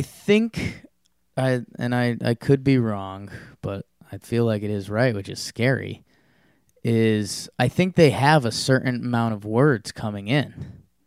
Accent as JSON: {"language": "English", "region": "Connecticut", "country": "United States", "tie": "born or raised there", "said": "I grew up in Connecticut"}